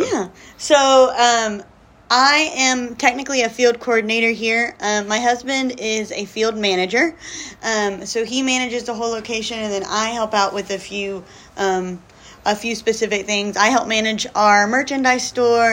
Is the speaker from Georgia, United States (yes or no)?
yes; South Georgia, United States; moved away as an adult; now in Dominican Republic; I grew up in South Georgia, um, born and raised